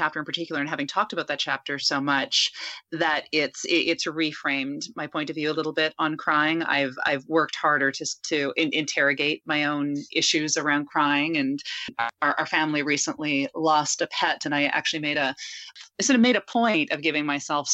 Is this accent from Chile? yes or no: no; Canada; I'm Canadian